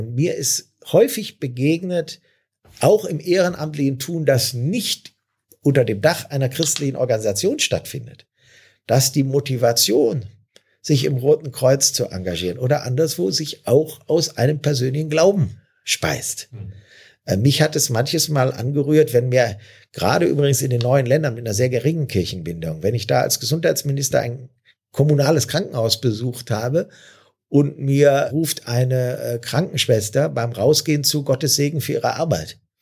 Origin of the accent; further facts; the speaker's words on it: Neuss, North Rhine-Westphalia, Germany; Hier in meiner Heimatstadt